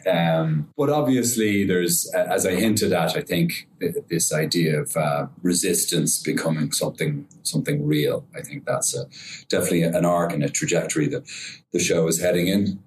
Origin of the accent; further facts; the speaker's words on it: Ireland; I'm Irish